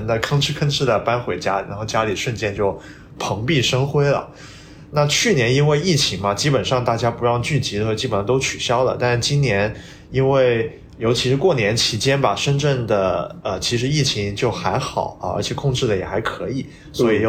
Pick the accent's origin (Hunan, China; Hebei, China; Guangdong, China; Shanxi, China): Guangdong, China; Shenzhen; first language Cantonese; Chinese is a second language; now in Beijing, China; 我广东回的深圳啊，其实当然就是我们深圳人呢，就怎么说呢，也不太把自己当广东，对吧？